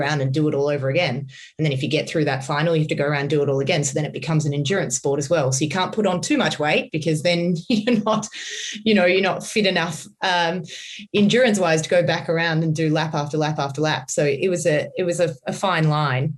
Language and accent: English; Australia; I'm coming from Australia.